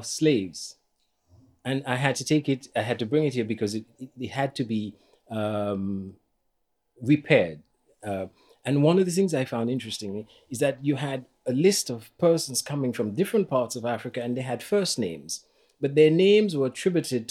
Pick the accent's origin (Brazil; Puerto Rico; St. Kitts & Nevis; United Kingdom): St. Kitts & Nevis; moved away as an adult; also born or lived in Washington, D.C.; I grew up on St Kitts